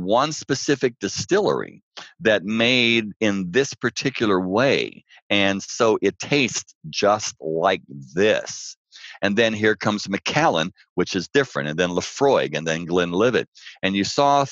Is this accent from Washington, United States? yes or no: no; Pittsburgh, Pennsylvania, United States; moved away; also born or lived in New York City; I grew up in Pittsburgh.